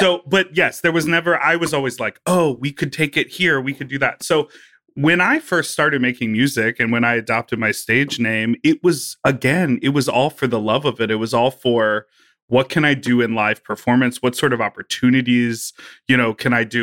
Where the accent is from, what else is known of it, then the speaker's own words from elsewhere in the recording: Evanston, Illinois, United States; also born or lived in Chicago; I was born and raised in Evanston